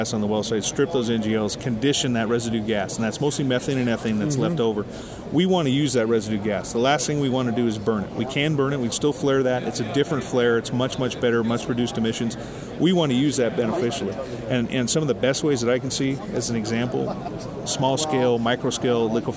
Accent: Billings, Montana, United States; From Billings, Montana. That's where our headquarters is.

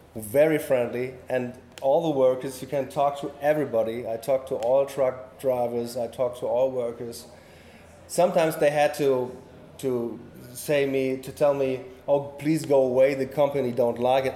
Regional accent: north coast of Germany, Northern Germany, Germany; English is a second language; moved away; I'm born uh, at the north coast of Germany and live now in the middle of Germany near the Netherlands border

